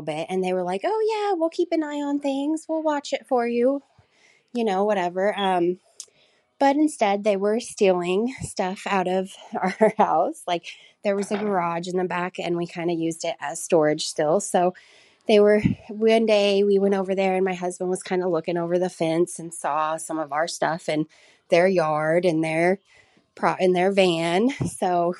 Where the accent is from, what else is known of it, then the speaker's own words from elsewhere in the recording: Southern Illinois, United States; I'm from Southern Illinois in the United States